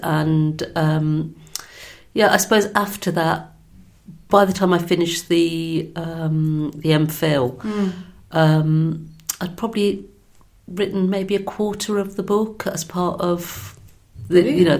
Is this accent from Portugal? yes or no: no; Birmingham, West Midlands, United Kingdom; I'm from Birmingham.